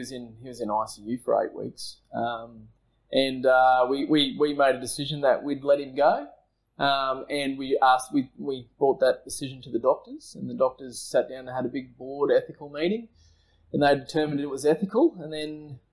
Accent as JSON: {"language": "English", "town": "Brisbane", "region": "Queensland", "country": "Australia", "tie": "born or raised there", "also_born_or_lived": "Burpengary", "said": "I grew up in Brisbane, Sunnybank Hills"}